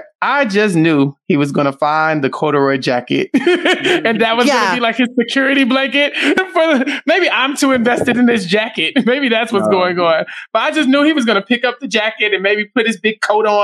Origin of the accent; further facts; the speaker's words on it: Texas, United States; I'm from Texas.